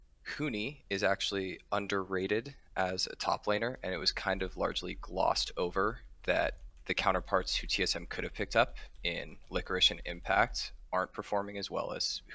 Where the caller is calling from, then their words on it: Bellevue, Washington, United States; I'm calling from Bellevue, Washington.